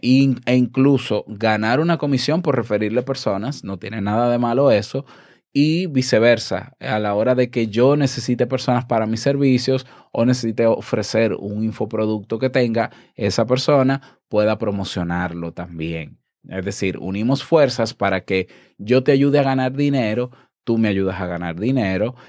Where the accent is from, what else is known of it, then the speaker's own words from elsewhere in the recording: Dominican Republic; mi país